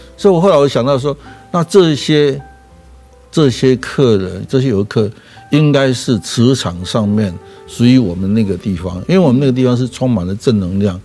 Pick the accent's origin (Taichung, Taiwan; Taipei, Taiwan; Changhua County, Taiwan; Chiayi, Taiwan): Changhua County, Taiwan; Erlin; also born or lived in Fangyuan, Changhua; 我其实是出生在彰化的荒苑，大概六岁的时候，全家搬到二林，我是在二林完成小学的